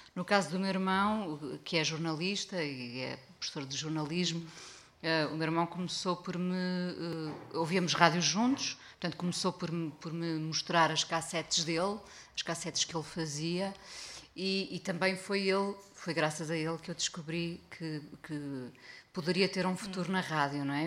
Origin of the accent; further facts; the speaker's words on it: Mindelo, Norte, Portugal; na aldeia onde cresci em Mindelo